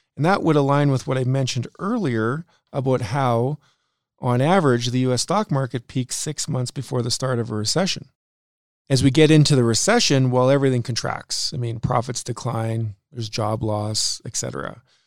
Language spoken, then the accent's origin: English; Saskatchewan, Canada; we're both from Saskatchewan